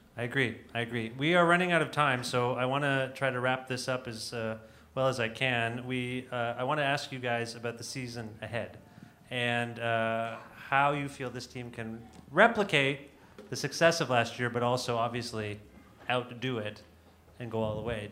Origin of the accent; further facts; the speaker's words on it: Toronto, Ontario, Canada; I grew up in this area well, hearing about the Leafs, Leafs constantly